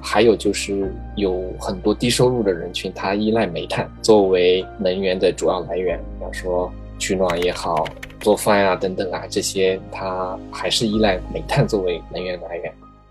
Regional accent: China; 作为一个中国人

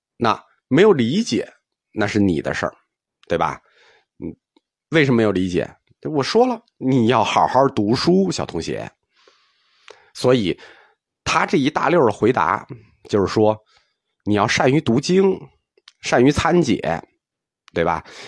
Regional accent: China; 我们中国人

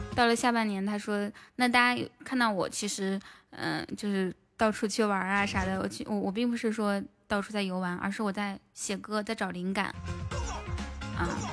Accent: northern China, China; moved away as an adult; now in Hangzhou, China; 我们老家那块儿

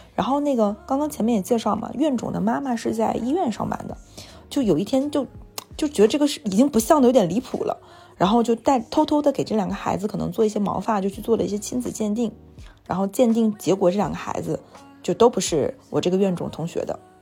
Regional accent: Jilin, China; now in Shanghai, China; 就我在上海和我在吉林

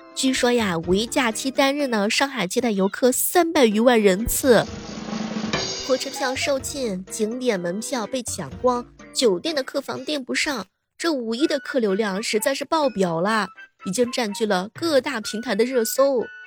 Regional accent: Xuzhou, Jiangsu, China; 我的家乡徐州

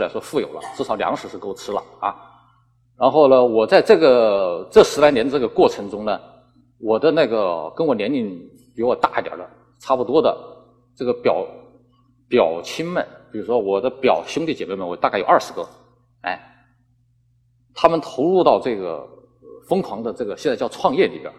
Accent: Hubei, China; accent: Hubei dialect; first language Hubei dialect; moved away as an adult; now in Guangdong, China; 我们以前小的时候说的，我是说湖北话的，那都是《水浒传》上面的话

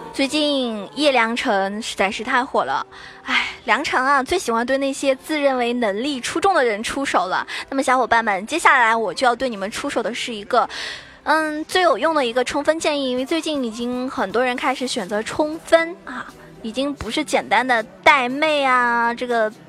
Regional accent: China; 作为一个中国人来说啊， 作为一个中国观众来说的话

